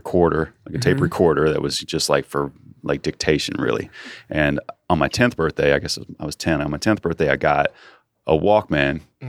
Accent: Muncie, Indiana, United States; I grew up outside of Muncie, Indiana.

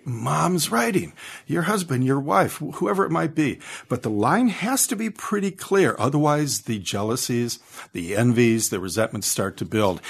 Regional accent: Detroit, Michigan, United States; me about growing up in Detroit amongst all that violence

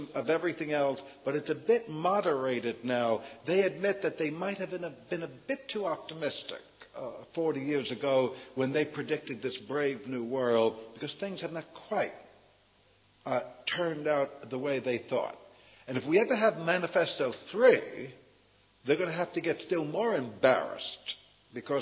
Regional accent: United States

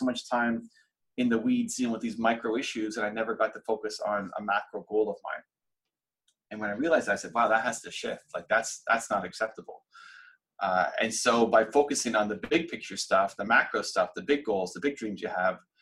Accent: Toronto, Ontario, Canada; my hometown of Toronto

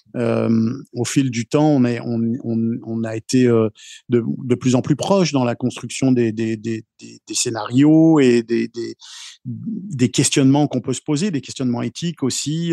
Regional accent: France; now in Canada; je viens de France

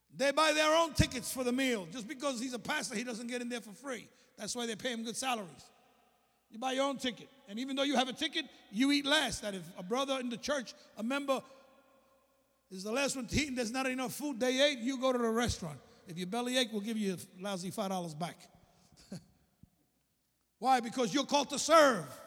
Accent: New York City, New York, United States; moved away as an adult; also born or lived in Alabama; I came from Brooklyn

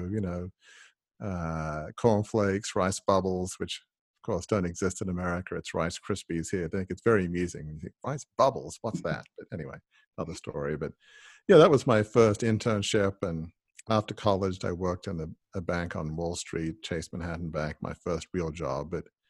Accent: Sydney, New South Wales, Australia; Well, I grew up in the eastern suburbs of Sydney in Double Bay, which for those who are not from Sydney is kind of, you know, the most exclusive part of Sydney.

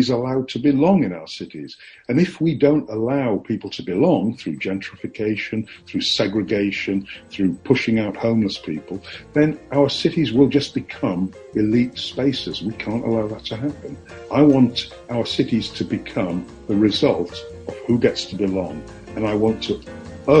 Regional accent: Yorkshire and the Humber, United Kingdom; moved away; I'm from Yorkshire

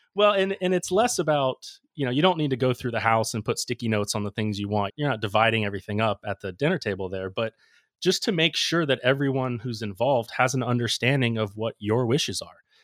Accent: Ocala, Florida, United States; I wanted to work in my hometown, so I, I came back to Ocala

